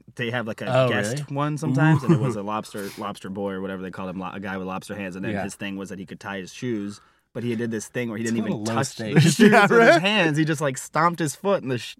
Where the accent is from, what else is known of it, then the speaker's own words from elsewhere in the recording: Brookline, Massachusetts, United States; The hard streets of Brookline, Massachusetts, the suburb of Boston.